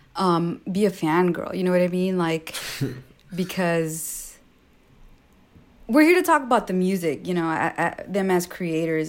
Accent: Los Angeles, California, United States; I grew up like few blocks away from Slauson, so to be able to tell her like, "Yo, I'm from Slauson too,"

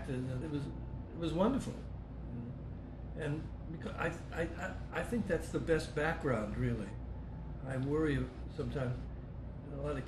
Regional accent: Cleveland, Ohio, United States; I grew up in Cleveland, Ohio

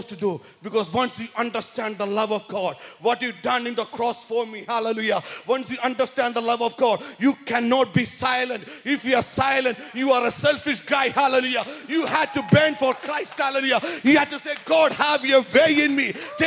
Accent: India; now in San Jose, United States; I'm originally from India, born and brought up in Catholic family

